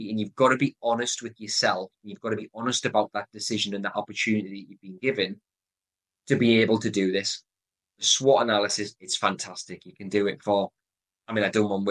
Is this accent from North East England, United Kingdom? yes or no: yes; Newcastle upon Tyne, North East England, United Kingdom; accent: Geordie; my Geordie accent